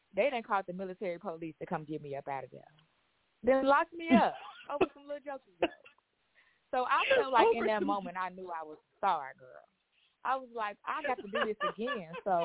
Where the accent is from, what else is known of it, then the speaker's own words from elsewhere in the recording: Chicago, Illinois, United States; I'm from Chicago.